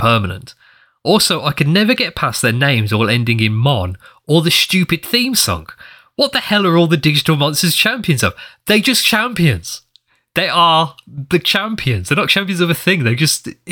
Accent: England, United Kingdom; We're English

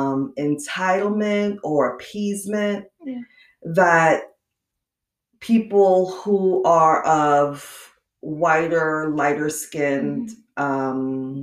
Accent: New York City, New York, United States; also born or lived in Inland Empire, California; now in San Diego County, United States; where I was raised in Brooklyn.

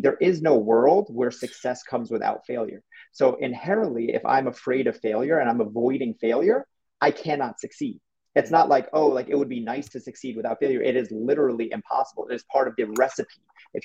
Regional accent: New York, United States; I'm from New York

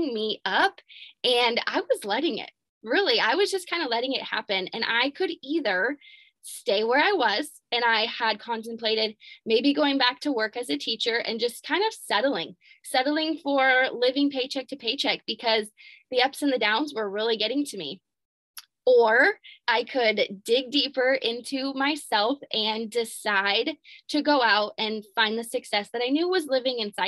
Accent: Albia, Iowa, United States; I am from Albia, Iowa, a tiny little town in Iowa.

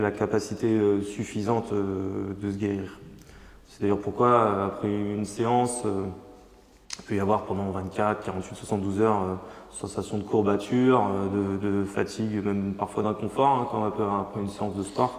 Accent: Changé, France; je me suis installé sur ma ville natale à, Changer, Changé

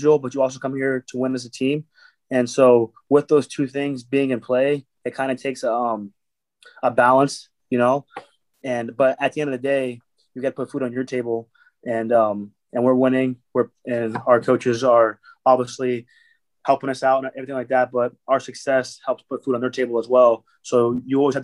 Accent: Erie, Pennsylvania, United States; I have a good support back home in Erie. I'm from Pennsylvania

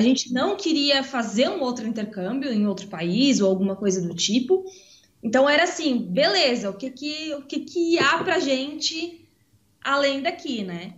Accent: Santa Catarina, Brazil; moved away as an adult; also born or lived in Ireland; now in Estonia; a gente é do Sul, né? A gente é de Santa Catarina

